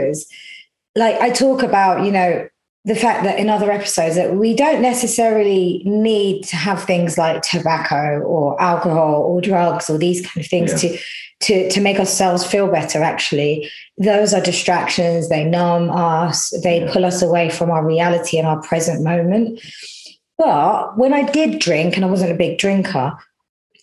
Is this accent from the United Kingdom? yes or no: yes; United Kingdom; being British and being born here